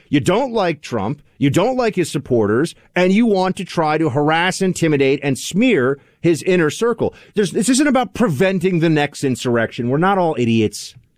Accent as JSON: {"language": "English", "region": "New York", "country": "United States", "said": "as a New Yorker"}